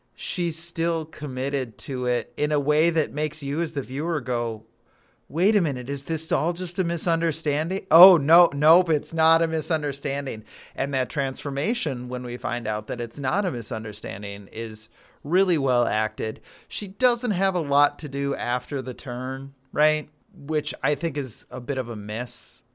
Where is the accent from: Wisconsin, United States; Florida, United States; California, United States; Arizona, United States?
Wisconsin, United States; Berlin; Berlin is my hometown. Yeah, not New Berlin